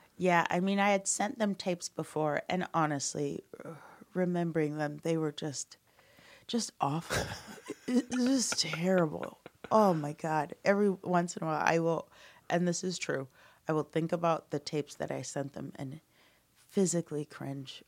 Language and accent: English; Omaha, Nebraska, United States; moved away as an adult; also born or lived in Chicago / Amsterdam / Denver / Los Angeles; I grew up in Omaha, then I moved to Chicago to become an improviser